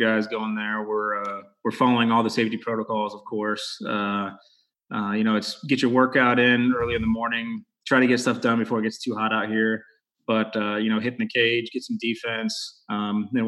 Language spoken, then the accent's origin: English; Texas, United States; growing up in Texas, obviously I played football.